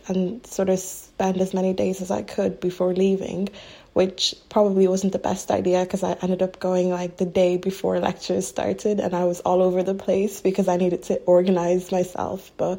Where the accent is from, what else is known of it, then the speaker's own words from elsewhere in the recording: Ireland; moved away as an adult; I'm originally from Ireland